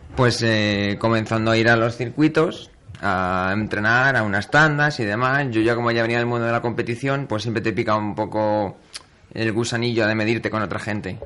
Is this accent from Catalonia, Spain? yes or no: no; Community of Madrid, Spain; como madrileño y como piloto de la zona centro